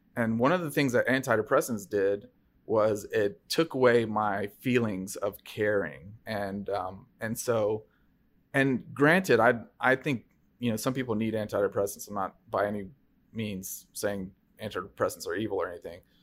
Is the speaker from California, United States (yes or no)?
no; Bellevue, Tennessee, United States; also born or lived in Fairview, Tennessee; we moved from Fairview, um, in, you know, outside of Nashville to Bellevue, um, when I was in sixth grade